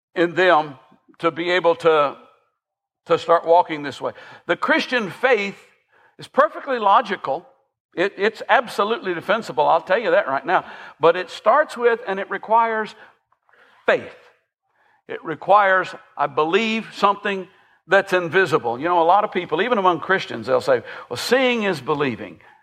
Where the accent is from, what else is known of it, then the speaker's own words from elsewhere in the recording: Millersville, Tennessee, United States; I grew up in um, the Sumner County equivalent of Hohenwald. I, I grew up grew up in Millersville